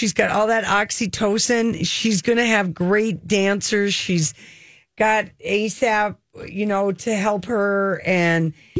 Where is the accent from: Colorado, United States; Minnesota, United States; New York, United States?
Minnesota, United States; Duluth; moved away as an adult; I was from Duluth.